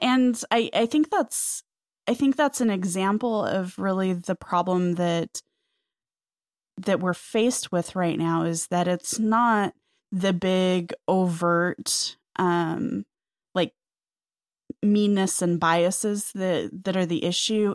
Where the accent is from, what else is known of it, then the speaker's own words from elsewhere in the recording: the West, United States; I grew up in the West